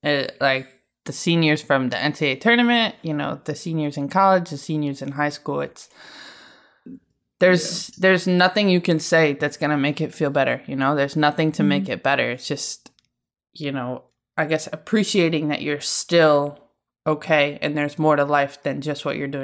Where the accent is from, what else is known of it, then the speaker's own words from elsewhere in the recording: Syracuse, New York, United States; I'm from Syracuse.